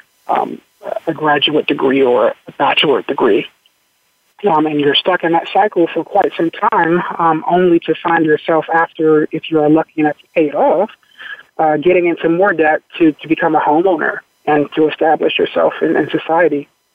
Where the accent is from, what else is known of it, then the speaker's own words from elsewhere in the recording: Washington, District of Columbia, United States; Growing up in Washington, D.C., I'm a native Washingtonian.